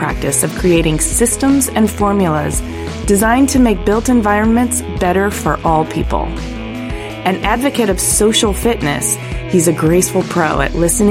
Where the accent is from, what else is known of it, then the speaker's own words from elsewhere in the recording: Ypsilanti, Michigan, United States; I'm a Midwestern kid, too. I grew up in Ypsilanti, yeah. Michigan.